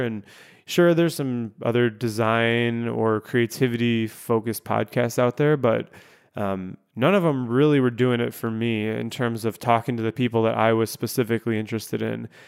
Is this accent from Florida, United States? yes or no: no; Chicago, Illinois, United States; moved away as an adult; also born or lived in Grand Rapids, Michigan; I was moving from Grand Rapids, Michigan back here to my hometown of Chicago